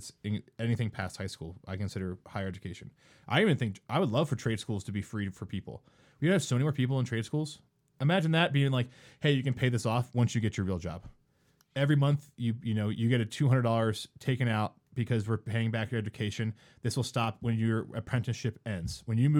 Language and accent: English; East Coast, United States; moved away as an adult; now in Colorado, United States; No, man, I'm from the East Coast. Just moved out here about a year ago.